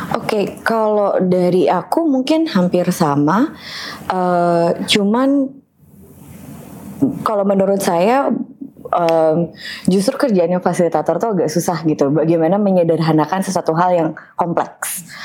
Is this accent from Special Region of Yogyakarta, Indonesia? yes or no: yes; Yogyakarta, Special Region of Yogyakarta, Indonesia; now in Bali, Indonesia; uh, saya …, aslinya dari Jogja, tapi lama tinggal di Bali.